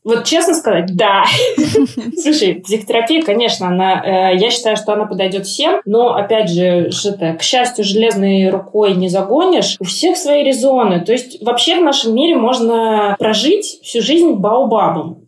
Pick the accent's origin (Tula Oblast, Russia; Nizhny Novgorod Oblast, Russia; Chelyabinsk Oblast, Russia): Nizhny Novgorod Oblast, Russia; Nizhny Novgorod; also born or lived in Moscow; now in Lisbon, Portugal; Я из Нижнего Новгорода, и в какой-то момент я переехала в Москву